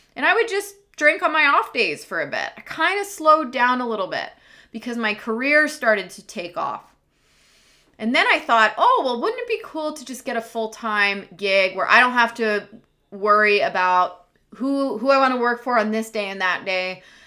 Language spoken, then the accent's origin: English; Washington, District of Columbia, United States; moved away as an adult; now in British Columbia, Canada; I am recording to you live from British Columbia, Canada, and I'm originally from Washington, D.C.